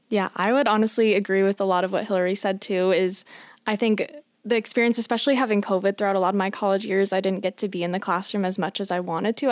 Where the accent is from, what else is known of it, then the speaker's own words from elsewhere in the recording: Johnston, Iowa, United States; I'm originally from Johnston, Iowa, which is pretty close to Ankeny